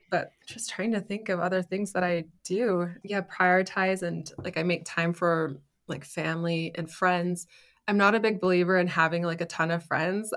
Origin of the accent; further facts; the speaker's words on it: Canada; moved away as an adult; now in Germany; I grew up in Canada